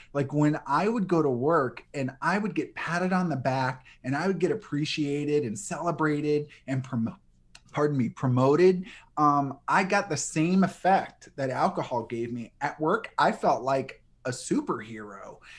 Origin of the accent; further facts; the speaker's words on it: New Orleans, Louisiana, United States; I grew up in New Orleans